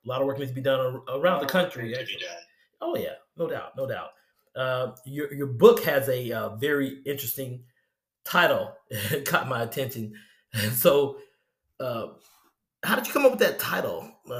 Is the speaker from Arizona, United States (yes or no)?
no; Vicksburg, Mississippi, United States; I'm from Vicksburg, Mississippi. Wonderful town. Love my hometown.